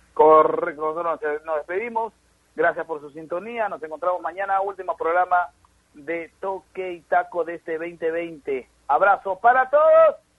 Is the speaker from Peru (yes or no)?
yes; Peru; somos un país latino, un país como Perú, donde somos muy cariñosos